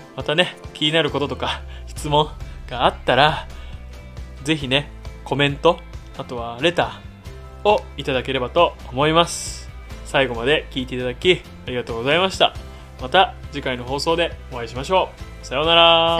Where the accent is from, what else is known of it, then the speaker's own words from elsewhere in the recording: Kanagawa, Japan; moved away as an adult; 私たち夫婦は2020年6月1日に地元神奈川県から移住先を探して